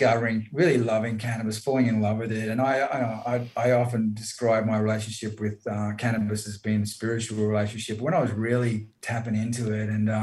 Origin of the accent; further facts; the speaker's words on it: Brisbane, Queensland, Australia; I was born in Brizzy.